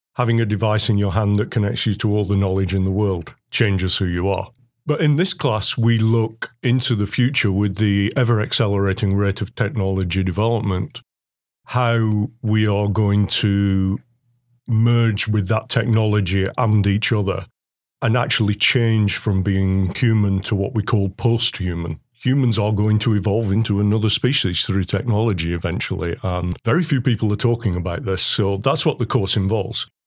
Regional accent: England, United Kingdom; now in Oswego, United States; I'm English

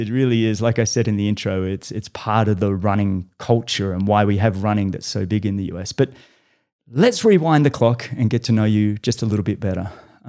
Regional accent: Australia; now in United States; You know, I'm Australian, living in the US.

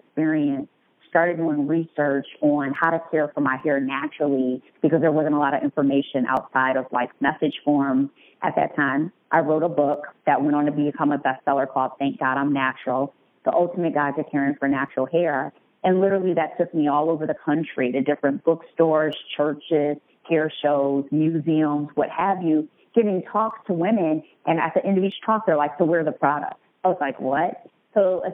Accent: Detroit, Michigan, United States; moved away as an adult; now in Chicago, United States; I am a Detroit native. Been living in Chicago for close to 15 years.

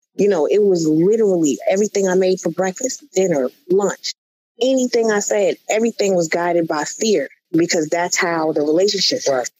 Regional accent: Connecticut, United States; moved away as an adult; also born or lived in Atlanta; I moved to Atlanta from Connecticut.

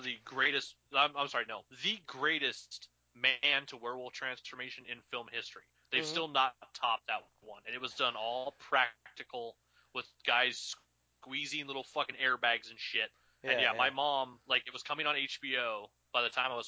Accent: Idaho, United States; growing up in Idaho, growing up here

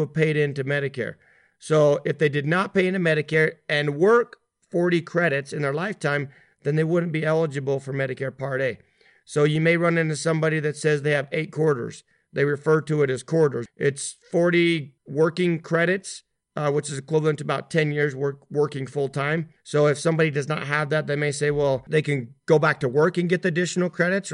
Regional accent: Utah, United States; here in Utah, where my home

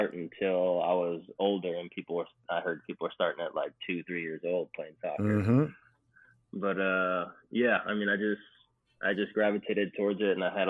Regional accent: Wickliffe, Ohio, United States; moved away as an adult; also born or lived in Louisville, Kentucky; In a little town called Wickliffe, Ohio. It's about 15 minutes east of Cleveland

